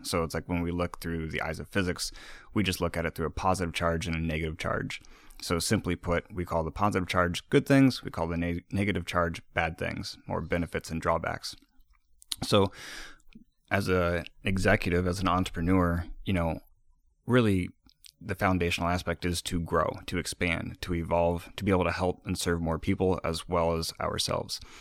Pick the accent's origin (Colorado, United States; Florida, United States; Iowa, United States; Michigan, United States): Iowa, United States; moved away; also born or lived in East Coast; I'm from the Midwest. I'm from Iowa